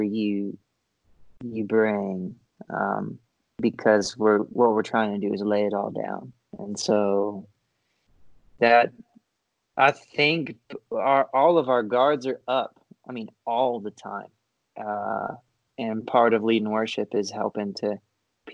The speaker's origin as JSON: {"language": "English", "region": "Florida", "country": "United States", "tie": "born or raised there", "said": "I grew up in Florida."}